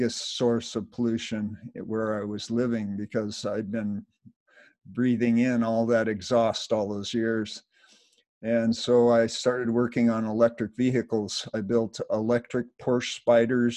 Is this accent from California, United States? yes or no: yes; Los Angeles, California, United States; I was brought up in Los Angeles, just south of Los Angeles in the 50s